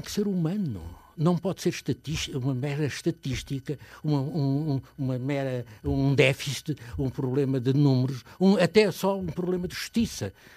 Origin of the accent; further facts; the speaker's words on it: Portugal; sou português, portanto, e como português, gosto de ser português